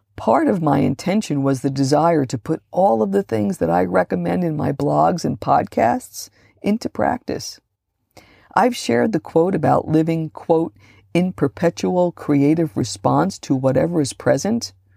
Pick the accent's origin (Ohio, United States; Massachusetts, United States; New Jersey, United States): New Jersey, United States; Hudson County; I grew up just outside of New York City, in the smallest, most densely populated county in New Jersey